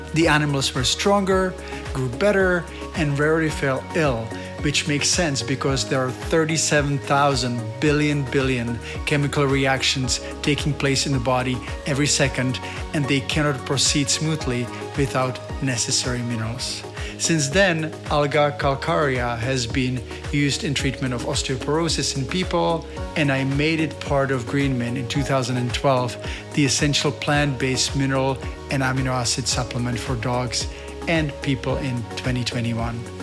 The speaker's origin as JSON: {"language": "English", "country": "Czechia", "moved": "yes", "said": "I've been spending quite a bit of time with my family in Europe, in the Czech Republic"}